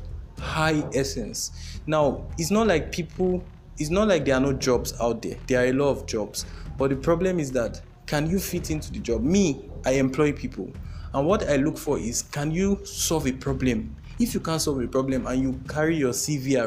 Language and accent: English; Nigeria; as a Nigerian